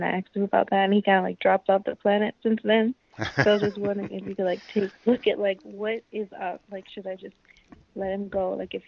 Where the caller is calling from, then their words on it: New York, United States; I'm calling from New York.